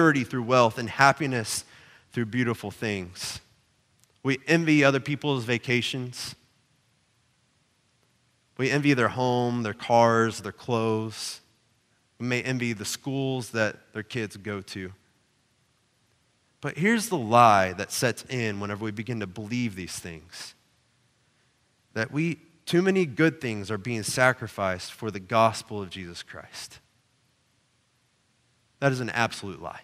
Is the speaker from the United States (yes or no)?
yes; Oklahoma, United States; I grew up in Oklahoma